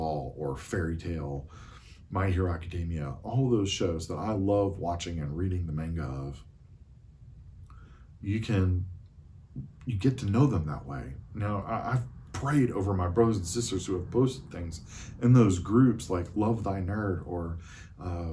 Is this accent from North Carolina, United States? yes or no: yes; Eastern North Carolina, United States; I'm from Eastern North Carolina.